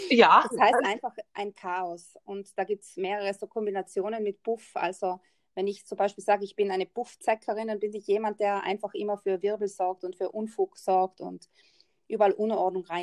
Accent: Trentino-Alto Adige, Italy; ich bin Italienerin, also Staatsbürgerschaft italienisch und wohne ganz im Norden von Italien.

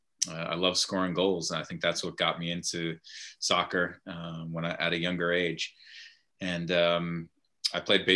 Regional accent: Cranston, Rhode Island, United States; I grew up in Cranston, Rhode Island

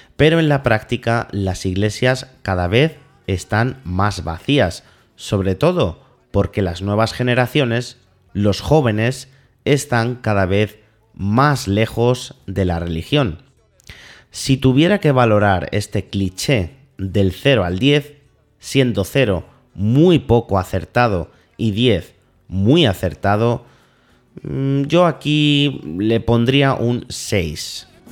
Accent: Spain; Somos los españoles tan católicos

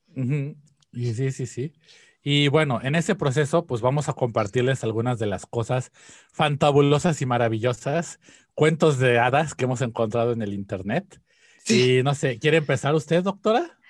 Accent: Mexico; now in Japan; desde la perspectiva como mexicano

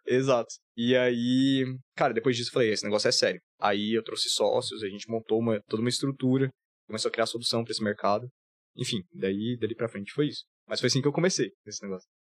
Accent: Goiânia, Goiás, Brazil; moved away as an adult; also born or lived in Florianópolis; eu sou de Goiânia

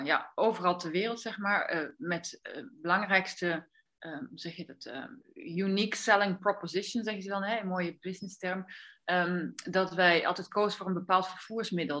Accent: Netherlands; now in Andalusia, Spain; ik kom uit Nederland

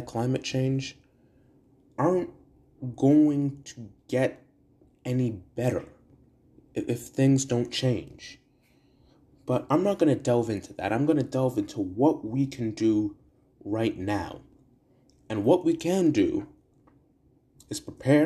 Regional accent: Brantford, Ontario, Canada; my hometown of Brantford

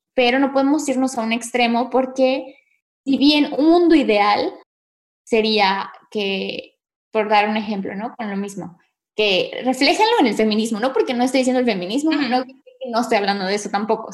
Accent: Mexico; nosotras somos mexicanas

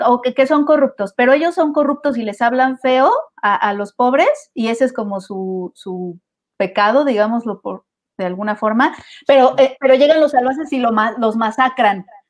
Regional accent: Mexico; como mexicanos

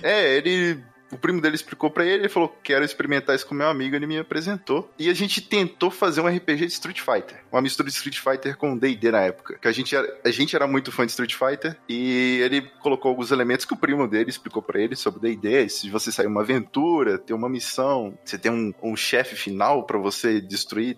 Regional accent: Minas Gerais, Brazil; eu sou de, de Minas Gerais

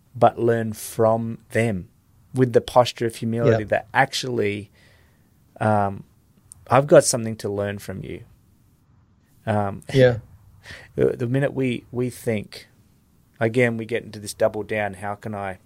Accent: Australia; moved away; also born or lived in Iraq; I'm from Australia

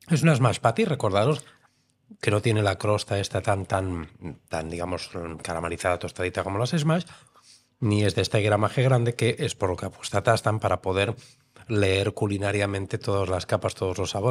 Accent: Romania; now in Spain; Soy rumano.

